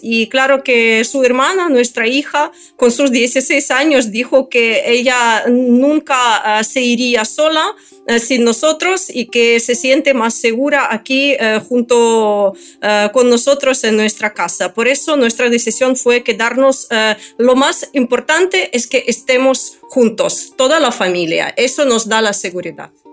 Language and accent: Spanish; Kyiv, Ukraine; Spanish is a second language; somos kievitas, es decir, que yo nací en Kiev eh, y soy kievita en cuarta generación